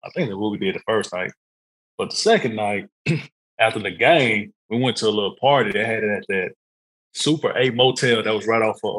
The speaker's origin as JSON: {"language": "English", "town": "Dallas", "region": "Texas", "country": "United States", "also_born_or_lived": "Norman, Oklahoma", "moved": "yes", "said": "I'm from Dallas, you know, Oak Cliff"}